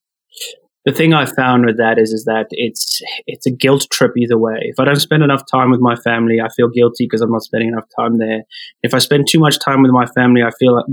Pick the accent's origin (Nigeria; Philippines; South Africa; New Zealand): South Africa; moved away as an adult; now in Toronto, Canada; transitioning from South Africa, where I'm originally from, into Canada